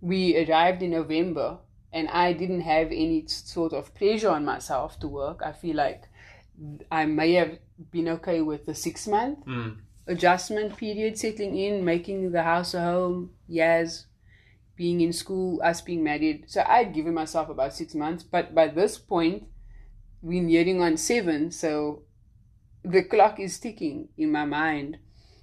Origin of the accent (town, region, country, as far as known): South Africa; now in United States